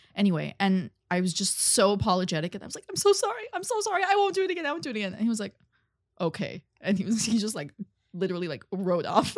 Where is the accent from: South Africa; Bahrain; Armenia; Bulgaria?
Armenia; moved away; also born or lived in Russia; I'm from Ar-, Armenia.